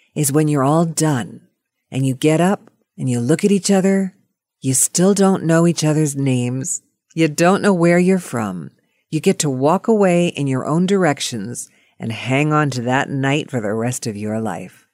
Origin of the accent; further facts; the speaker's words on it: Pittsburgh, Pennsylvania, United States; moved away; from Pittsburgh, and that was my hometown